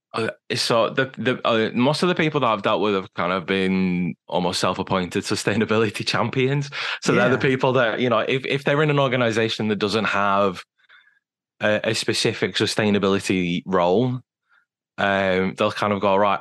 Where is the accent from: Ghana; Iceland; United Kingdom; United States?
United Kingdom; being British as well